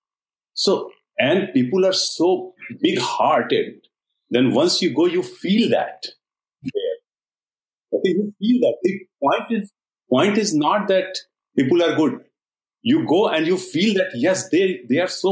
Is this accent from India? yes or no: yes; India; now in San Diego, United States; we born in India. We are from India, okay?